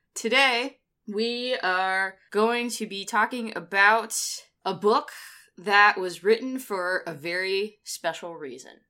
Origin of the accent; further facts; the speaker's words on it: United States; someone who is American